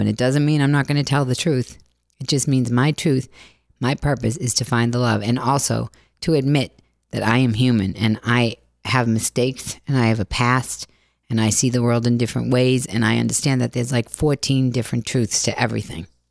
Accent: Boston, Massachusetts, United States; accent: Boston; my Boston accent

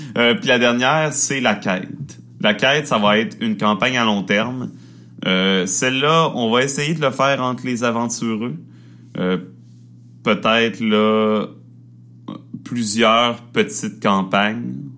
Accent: Quebec, Canada; accent: Québécois; on, accepte et on assume notre accent québécois euh, totalement

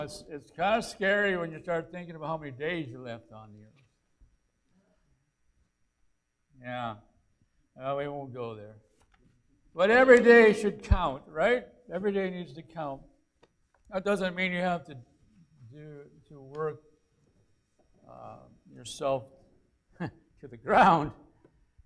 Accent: Aiken, South Carolina, United States; a place in Aiken, my hometown

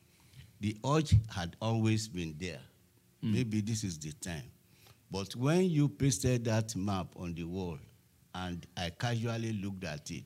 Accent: Lagos, Nigeria; I'm from Lagos

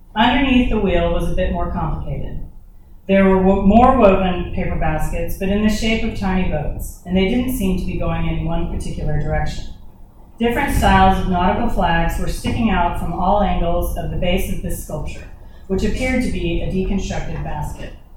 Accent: Dallas, Texas, United States; also born or lived in Austin, Texas / Nashville, Tennessee; now in Thomasville, United States; I was born in Austin, Texas, and raised in Dallas

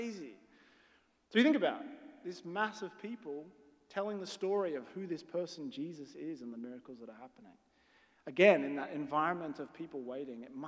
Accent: Australia; I'm Australian

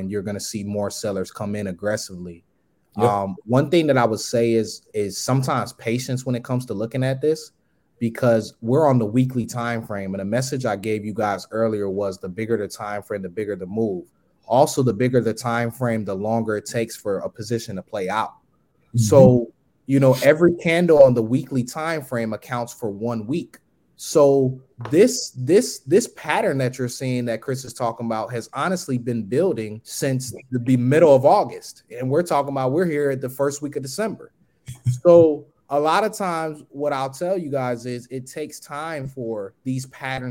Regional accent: Long Island, New York, United States; also born or lived in Buffalo, New York; now in Atlanta, United States; I'm originally from New York, Long Island. I lived in Buffalo as well, too. But I live here in Atlanta.

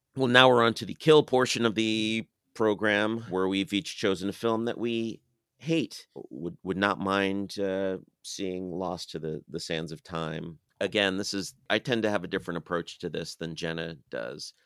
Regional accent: United States; as an American in twenty twenty-two

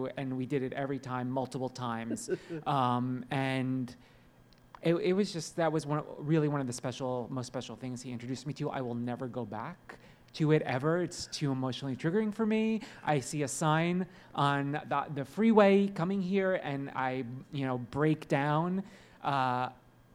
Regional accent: New Jersey, United States; I grew up in New Jersey

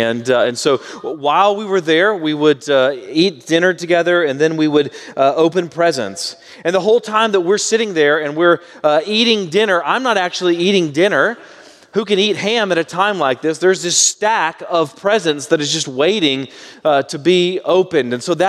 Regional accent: Baytown, Texas, United States; my mom's family all stayed within about 20 miles or so of my hometown of Baytown, Texas.

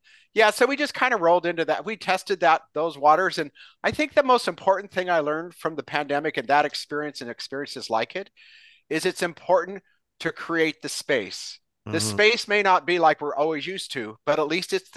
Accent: Santa Cruz, California, United States; moved away as an adult; I was born and raised in Santa Cruz

